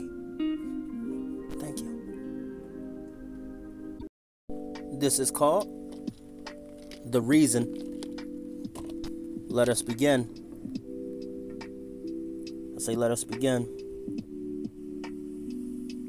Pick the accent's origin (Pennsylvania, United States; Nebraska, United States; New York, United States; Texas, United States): Pennsylvania, United States; Philadelphia; moved away; I grew up in the big city, And I always dreamed that I'd live somewhere other than my hometown of Philadelphia